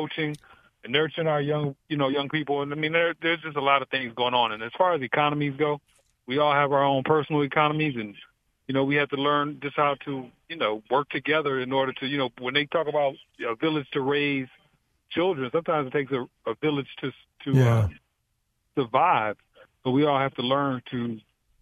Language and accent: English; Detroit, Michigan, United States; now in Fort Meade, United States; I'm your buddy from Detroit